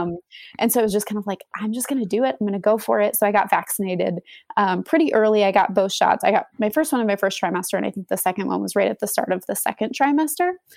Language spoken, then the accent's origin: English; Wisconsin, United States; moved away as an adult; now in Austin, United States; We moved to Austin from Wisconsin. We're both from the Wisconsin area